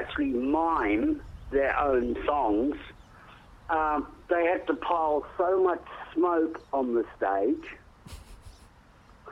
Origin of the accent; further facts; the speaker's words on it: Western Australia, Australia; also born or lived in Scotland / South Africa / Perth / Roebourne; I'm actually a Perth boy. I'm from Western Australia